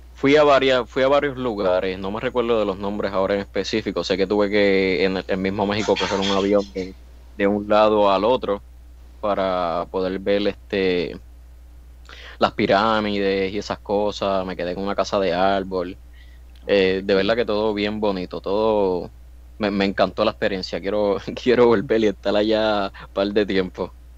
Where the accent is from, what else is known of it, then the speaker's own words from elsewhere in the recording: Puerto Rico; soy boricua